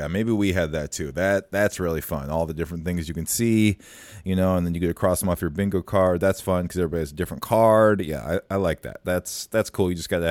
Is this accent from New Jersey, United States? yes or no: no; West Des Moines, Iowa, United States; moved away; That was when I was living in West Des Moines, Iowa. I remember a lot of my teachers once I moved to Minnesota in fourth grade.